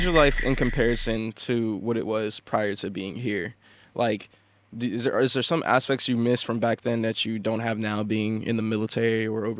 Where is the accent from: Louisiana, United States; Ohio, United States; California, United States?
Louisiana, United States; New Orleans; New Orleans, Louisiana.